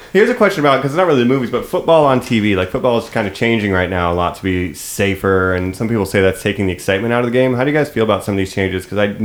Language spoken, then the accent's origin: English; Ohio, United States; growing up in Ohio